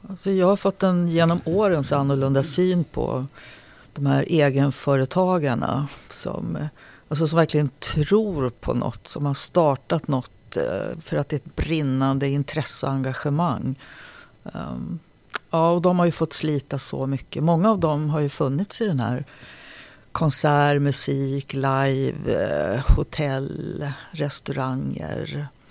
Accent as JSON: {"language": "Swedish", "town": "Nacka", "region": "Stockholm County", "country": "Sweden", "tie": "born or raised there", "also_born_or_lived": "Sollefteå / Vingåker / Halmstad", "said": "Jag växte upp i Nacka"}